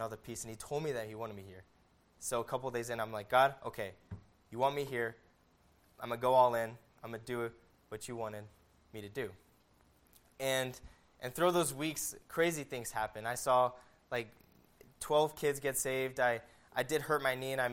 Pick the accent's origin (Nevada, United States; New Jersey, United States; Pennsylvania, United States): Nevada, United States; Las Vegas; I grew up in Las Vegas